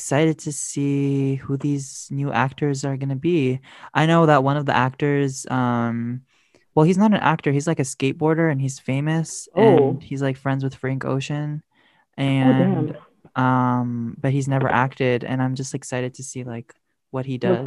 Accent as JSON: {"language": "English", "country": "Eritrea", "said": "I'm from Eritrea."}